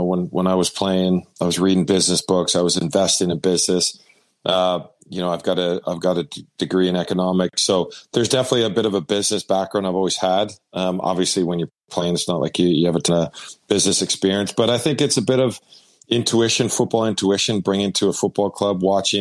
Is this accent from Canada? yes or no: yes; Vancouver, British Columbia, Canada; Vancouver's my hometown